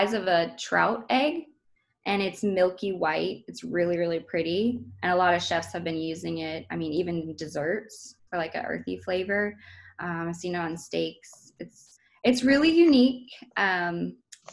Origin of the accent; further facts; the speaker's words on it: Portland, Maine, United States; we're all from Portland, Maine. Originally, all of my ancestors have been there since forever.